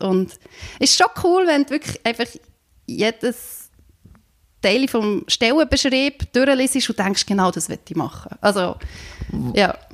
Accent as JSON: {"language": "German", "region": "Bern", "country": "Switzerland", "tie": "born or raised there", "also_born_or_lived": "Slovenia", "moved": "as an adult", "said": "ich bin äh, in Bern aufgewachsen, in einem Dorf"}